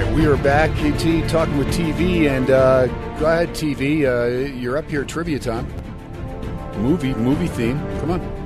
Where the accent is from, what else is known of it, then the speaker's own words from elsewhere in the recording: New Jersey, United States; also born or lived in Nevada / Phoenix; now in Las Vegas, United States; I'm glad I'm from Jersey, but I'm glad I'm on the West Coast.